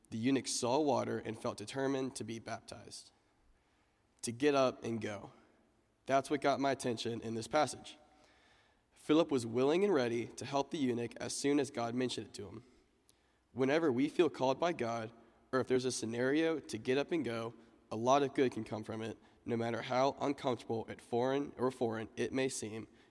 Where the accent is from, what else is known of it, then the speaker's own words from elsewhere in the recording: Georgia, United States; also born or lived in Atlanta, Georgia; now in Dallas, United States; I'm originally from Georgia